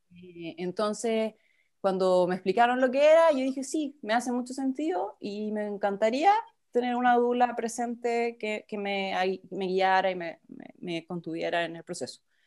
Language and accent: Spanish; Chile; moved away as an adult; now in Melbourne, Australia; soy chilena, vivo en Melbourne, Australia.